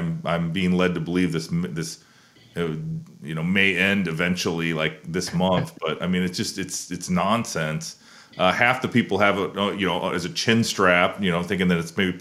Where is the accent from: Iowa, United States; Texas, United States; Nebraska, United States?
Iowa, United States; my home state, that, you know, that I'm a proud Hawkeye